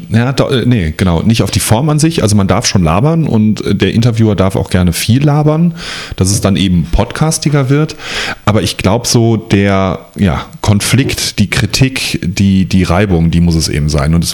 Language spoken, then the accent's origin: German; North Rhine-Westphalia, Germany; ich komme ja aus der Nähe vom Ruhrpott. Ich komme nicht aus dem Ruhrpott